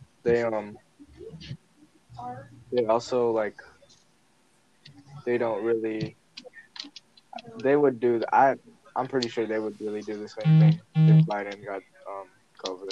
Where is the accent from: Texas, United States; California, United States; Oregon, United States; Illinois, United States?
Illinois, United States; Chicago; I'm from Chicago. I don't live in the city, but I'm pretty close to it